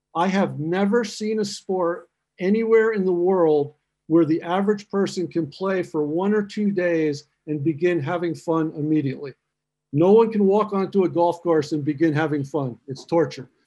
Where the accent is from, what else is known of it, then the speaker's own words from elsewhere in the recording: Vermont, United States; moved away as an adult; also born or lived in Free State, South Africa; now in South Africa; my wife and I are from Vermont in the United States